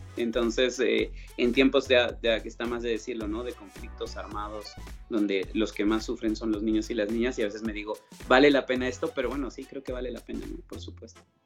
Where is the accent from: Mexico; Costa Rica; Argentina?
Mexico; accent: Mexican; now in Colombia; por mi acento sabes que soy de México